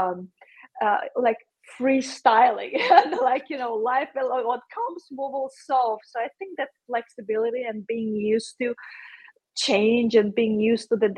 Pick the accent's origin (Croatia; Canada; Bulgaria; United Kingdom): Croatia; Zagreb, City of Zagreb; I come from Zagreb, it's the capital of Croatia